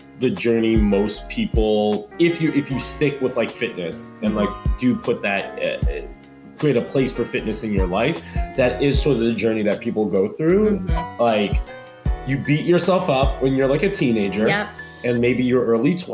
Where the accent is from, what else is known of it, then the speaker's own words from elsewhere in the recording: New York, United States; I'm from New York, so skinny, Upper East Side